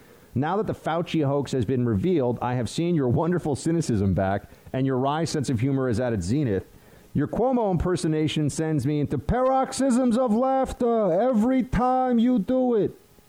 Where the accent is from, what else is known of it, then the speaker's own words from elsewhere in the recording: New York, United States; I grew up in Central New York, and I'm full-blooded Italian and Sicilian, and grew up with many, many, many, many Italians and Sicilians.